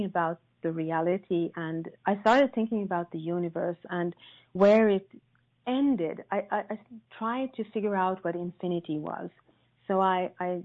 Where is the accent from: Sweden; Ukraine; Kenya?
Sweden; I was born in Sweden, which you probably all know is a country known for its gender equality and tolerance, I grew up in a very, very patriarchal family